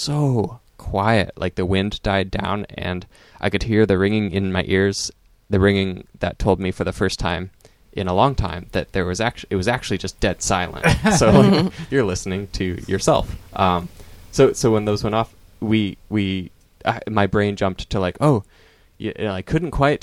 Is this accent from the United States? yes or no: yes; Eastern Oregon, United States; I grew up in Eastern Oregon.